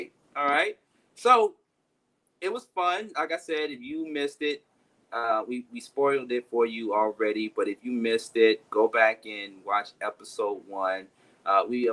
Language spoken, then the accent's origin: English; Atlanta, Georgia, United States; my hometown, of course, ATL, Atlanta